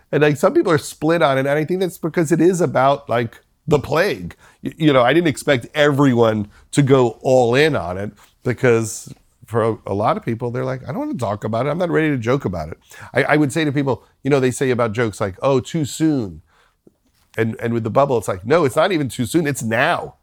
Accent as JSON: {"language": "English", "area": "Long Island", "region": "New York", "country": "United States", "tie": "born or raised there", "said": "the people that I grew up with on Long Island"}